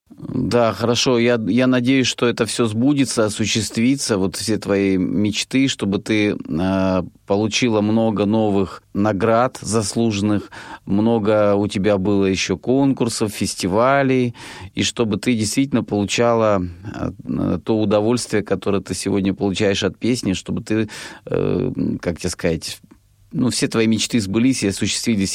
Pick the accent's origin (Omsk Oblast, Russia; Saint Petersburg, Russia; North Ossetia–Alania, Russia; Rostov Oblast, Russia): Rostov Oblast, Russia; я сам из Ростовской области